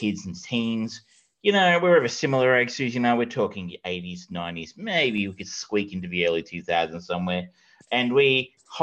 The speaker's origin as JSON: {"language": "English", "town": "Geelong", "region": "Victoria", "country": "Australia", "said": "I am from Geelong"}